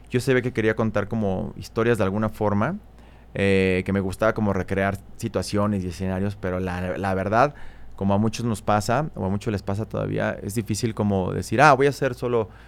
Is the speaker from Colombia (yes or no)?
no; Mexico City, Mexico; yo soy de aquí, de Ciudad de México. Soy chilango. De, Coyoacán. Soy bien chilango. Y como buen chilango de, clase media, eh, me tocó una infancia, pues yo diría que bastante normal